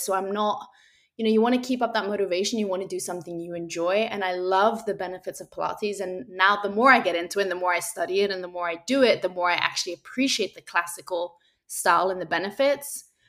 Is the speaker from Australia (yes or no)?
no; Spain; I grew up in Spain